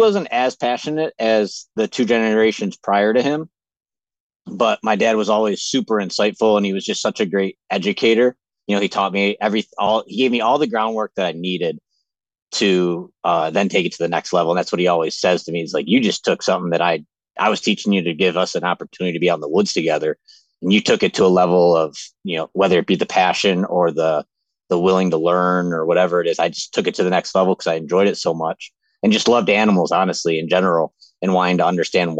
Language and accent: English; Western New York, United States; I'm from Western New York, kind of a little bit more north of where you were originally from, Jake, as you know, but just your typical guy that just grew up in a hunting family.